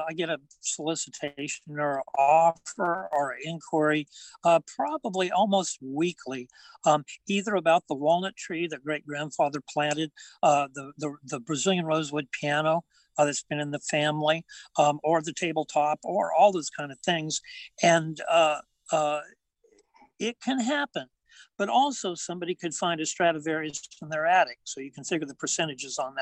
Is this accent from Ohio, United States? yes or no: no; hometown about 20 miles from Visalia, California, United States; I commuted from my hometown to College of Sequoias in Visalia, and it was like 20-mile drive